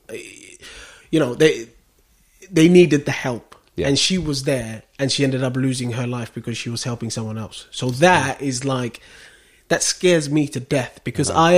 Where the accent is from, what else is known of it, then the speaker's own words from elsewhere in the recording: Westcliff-on-Sea, East of England, United Kingdom; I grew up in Westcliff.